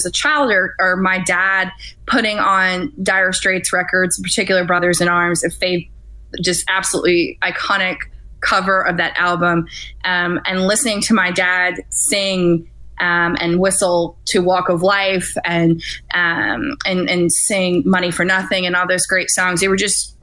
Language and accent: English; Louisiana, United States; I'm from this area. I'm from Louisiana